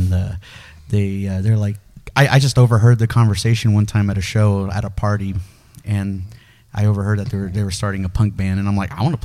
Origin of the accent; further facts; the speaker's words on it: Dodge City, Kansas, United States; first language Spanish; English is a second language; I was born and raised in Dodge City, Kansas